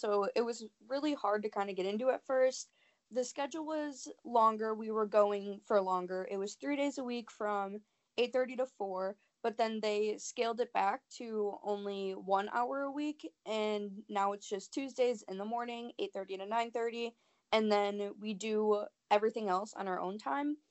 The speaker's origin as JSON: {"language": "English", "region": "Illinois", "country": "United States", "moved": "yes", "lives_now": "Milwaukee, United States", "said": "it's in Illinois, super small farm town"}